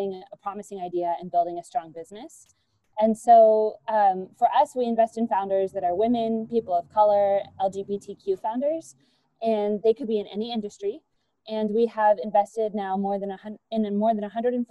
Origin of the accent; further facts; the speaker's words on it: Gilroy, California, United States; I'm from California. I'm from the San Francisco Bay Area. So I grew up here